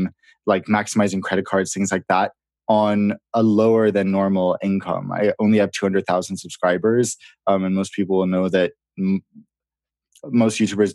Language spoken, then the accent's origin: English; Sweden; also born or lived in London, United Kingdom; But I was born in London, actually. So I lived in the UK until I was 9. And then my parents got divorced. So my dad moved home to New York and I moved to my mom's hometown in Sweden.